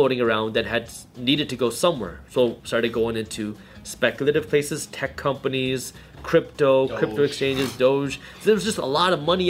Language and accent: English; Michigan, United States; English is a second language; I was born in America. I was born in Michigan